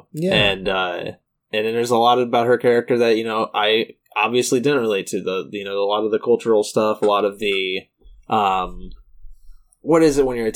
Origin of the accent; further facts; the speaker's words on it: United States; I'm ignorant American